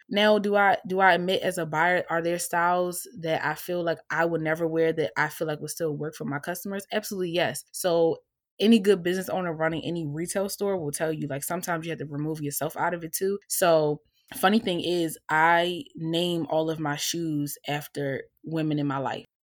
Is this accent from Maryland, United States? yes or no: yes; Baltimore, Maryland, United States; moved away as an adult; now in Philadelphia, United States; I currently reside in Philadelphia, P A, but I am from Baltimore, Maryland